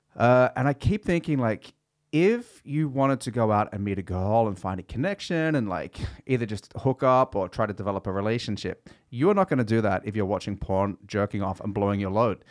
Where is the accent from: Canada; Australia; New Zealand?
Australia; moved away; I grew up in Australia